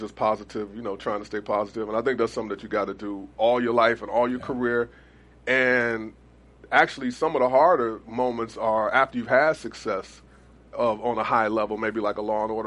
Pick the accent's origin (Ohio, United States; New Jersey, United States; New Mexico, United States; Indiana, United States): Ohio, United States; Cleveland; I was from Cleveland